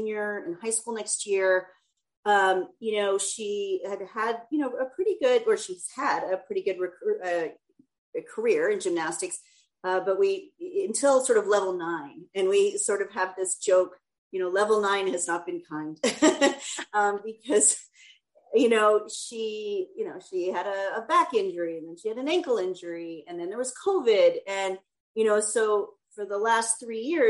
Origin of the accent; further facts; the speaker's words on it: Edmonton, Alberta, Canada; now in United States; I'm from Edmonton